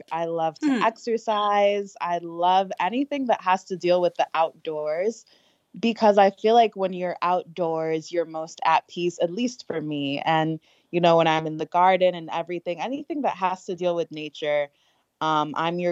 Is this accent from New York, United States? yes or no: no; Chicago, Illinois, United States; moved away as an adult; now in Ghana; I was born and raised in Chicago, Illinois.